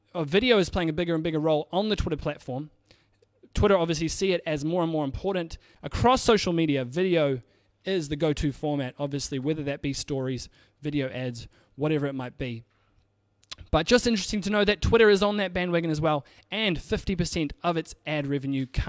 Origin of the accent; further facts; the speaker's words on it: New Zealand; I'm from New Zealand